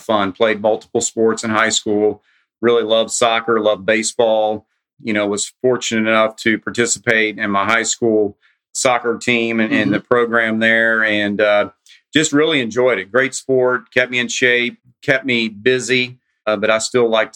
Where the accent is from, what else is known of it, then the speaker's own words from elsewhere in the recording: Winchester, Kentucky, United States; I grew up in a small town just outside of Lexington, Kentucky, called Winchester, Kentucky